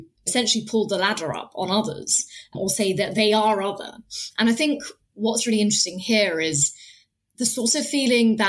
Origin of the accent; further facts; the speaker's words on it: United Kingdom; I was born in this country, my parents weren't, but I was born in this country, I'm a British citizen, but there's never been a time I can remember living here and growing up here